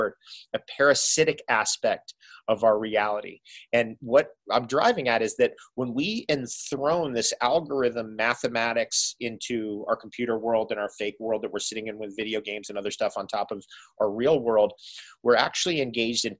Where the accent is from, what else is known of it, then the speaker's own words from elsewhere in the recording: Toms River, New Jersey, United States; also born or lived in Seaside Heights, New Jersey / Philadelphia, Pennsylvania / New York City, New York; we lived on the Jersey Shore, an hour drive from the Jersey Shore where we were, Tom's River, where I was born in Seaside Heights